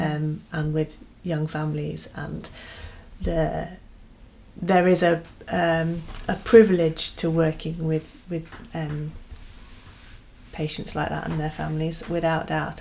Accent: United Kingdom; we're British

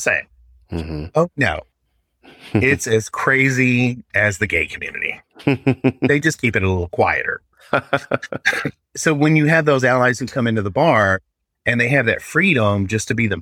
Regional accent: Arkansas, United States; now in Seattle, United States; I love my home state, but I will never live there again

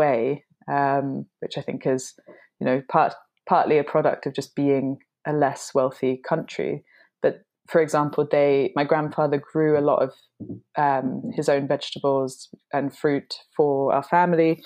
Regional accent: London, United Kingdom; I'm half English and half Hungarian. So my dad is English and my mum is Hungarian. And ever since I was tiny, we would spend summer holidays in Hungary. So I was living in London

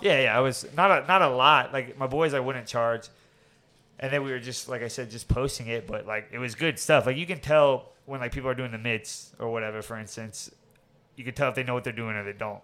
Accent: Orlando, Florida, United States; we grew up over there in Avalon, Timber Creek

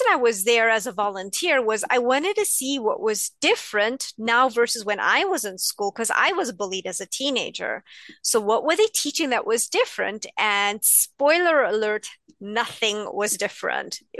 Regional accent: India; So I'm East Indian. We are supposed to love cooking, and I hate it.

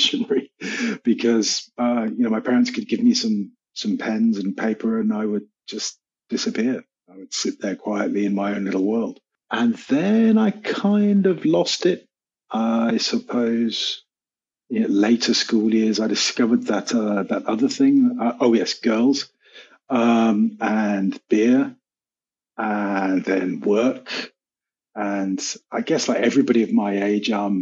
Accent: United Kingdom; now in Cyprus; I'm a Brit. I'm a confused Brit, so I'm part Scottish, part Irish, part Welsh, and part Cornish

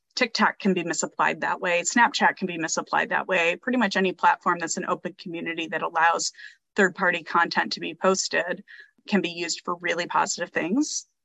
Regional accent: Midwest, United States; I grew up in the Midwest, we did tornado drills in school

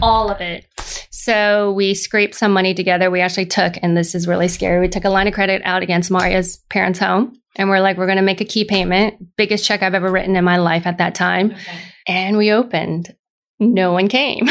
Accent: Lafayette, California, United States; also born or lived in Moraga, California; grew up in a little town called Moraga and then moved to Lafayette very soon afterwards. Went through all the way through high school

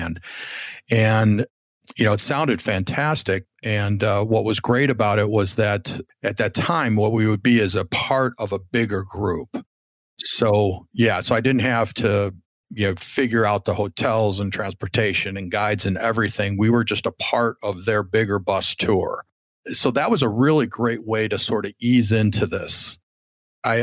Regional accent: Chicago, Illinois, United States; now in Southern California, United States; I was looking for ways to get back to Chicago, my hometown

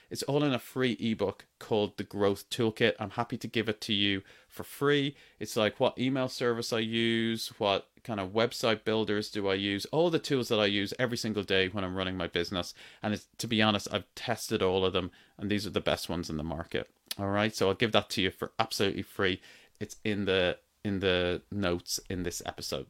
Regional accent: Ireland; accent: Irish; I grew up in Ireland. My accent is Irish. I grew up in Ireland on a farm, a dairy farm

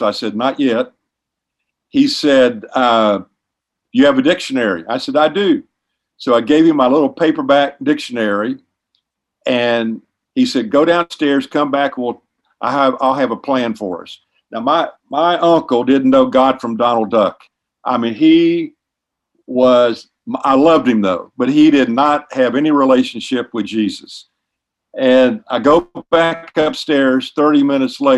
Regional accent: Florida, United States; also born or lived in Ohio; We moved to Florida when I was about, I think it's the third grade, Sarasota, Bradenton, the west coast of Florida. So I really call myself a Floridian

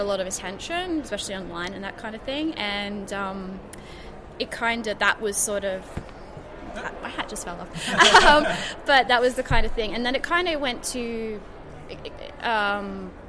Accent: Gold Coast, Queensland, Australia; I am from the Gold Coast in sunny Queensland.

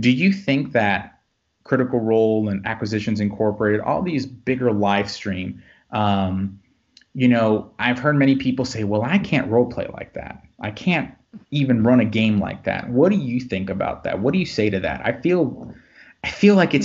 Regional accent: Florida, United States; now in the Carolinas, United States; born and raised in Florida, but, you know, moved to the South, to the Carolinas later, and, you know, for most of my life.

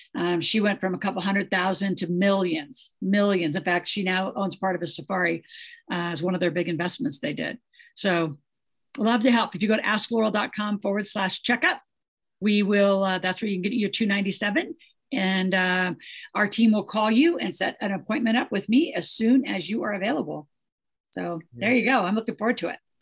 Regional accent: Nebraska, United States; the way I grew up in Nebraska

